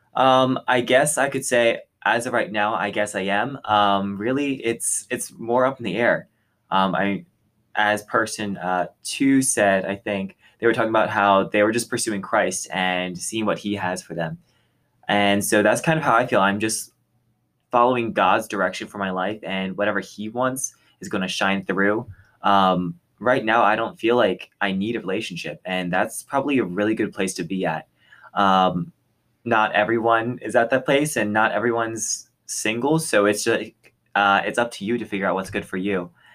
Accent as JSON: {"language": "English", "region": "Texas", "country": "United States", "moved": "as an adult", "said": "I'm originally from Texas, and so I thought back at the community I had there"}